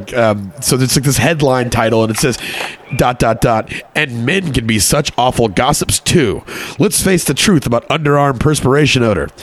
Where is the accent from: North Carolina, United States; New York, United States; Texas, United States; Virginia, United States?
Texas, United States; moved away as an adult; also born or lived in Connecticut; I grew up in Texas